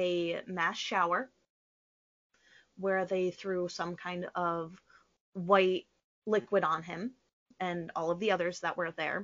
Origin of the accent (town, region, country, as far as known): United States